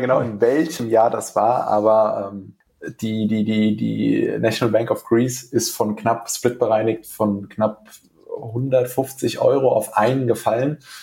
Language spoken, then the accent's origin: German; Frankfurt, Hesse, Germany; moved away as an adult; now in Essen, Germany; ich komme ursprünglich aus dem Raum Frankfurt, bin aus beruflichen Gründen hergezogen